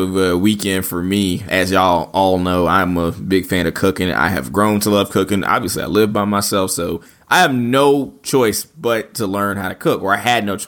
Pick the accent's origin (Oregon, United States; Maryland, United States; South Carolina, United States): Maryland, United States; now in North Carolina, United States; grew up in Maryland